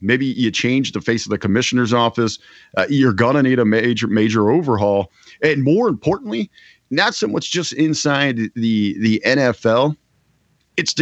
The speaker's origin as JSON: {"language": "English", "town": "Cincinnati", "region": "Ohio", "country": "United States", "tie": "born or raised there", "said": "I'm born and raised in Cincinnati, the entire state of Ohio"}